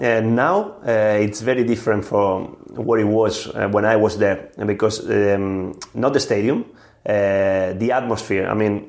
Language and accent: English; Barcelona, Catalonia, Spain; English is a second language; moved away as an adult; also born or lived in Vitoria / Swansea; I come from a family, Italian parents. I was born here in Barcelona